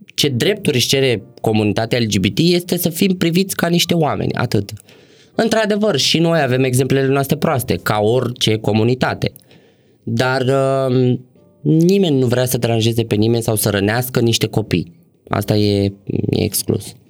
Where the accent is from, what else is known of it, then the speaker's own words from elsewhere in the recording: Bucharest, Romania; m-am născut și crescut în București